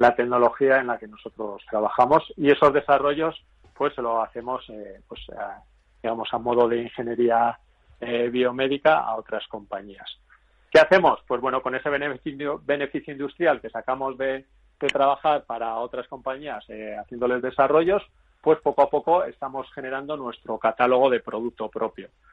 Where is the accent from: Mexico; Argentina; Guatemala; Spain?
Spain; Vitoria-Gasteiz, Basque Country; yo soy de Vitoria